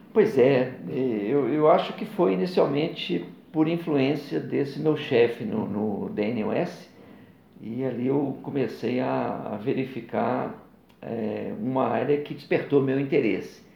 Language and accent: Portuguese; Bocaiúva, Minas Gerais, Brazil; also born or lived in Sapucaia, Rio de Janeiro / Belo Horizonte; Morei inicialmente no norte de Minas, Bocaiúva, terra de pessoas ilustres, como Patrus Ananias, né? foi ex-prefeito de, de, Belo Horizonte